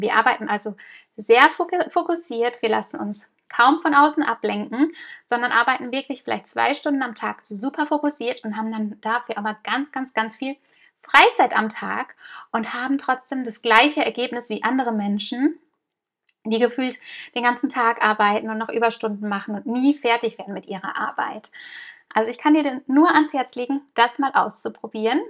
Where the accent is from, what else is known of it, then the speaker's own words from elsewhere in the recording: Germany; moved away as an adult; now in Mallorca, Spain; wir kommen aus Deutschland, wir sind Deutsche